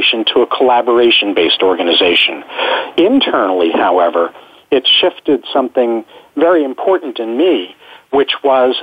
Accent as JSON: {"language": "English", "region": "New York", "country": "United States", "tie": "born or raised there", "moved": "as an adult", "lives_now": "San Diego, United States", "said": "I was born and raised in New York, although I've lived in San Diego since 1975"}